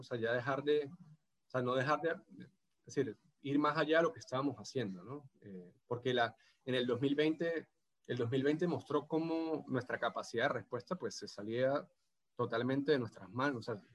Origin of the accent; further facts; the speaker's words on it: San Cristóbal, Táchira, Venezuela; accent: gocho; moved away as an adult; now in Rio de Janeiro, Brazil; hablo portugués gocho